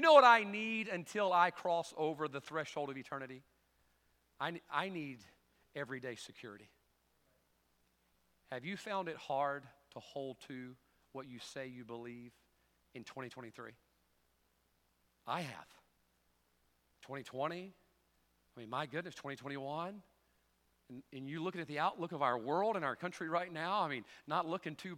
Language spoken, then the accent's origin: English; the Bible Belt, United States; growing up in the Bible Belt.